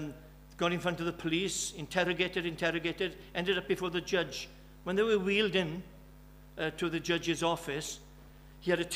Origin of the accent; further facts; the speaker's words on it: Birmingham, West Midlands, United Kingdom; now in Wales, United Kingdom; I'm from Birmingham.